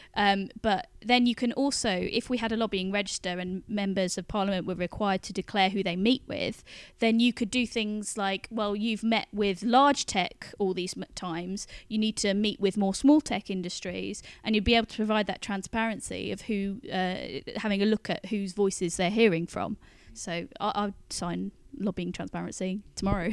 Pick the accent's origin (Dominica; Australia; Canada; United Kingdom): United Kingdom; Birmingham, West Midlands; now in London, United Kingdom; I come from Birmingham and go there quite a bit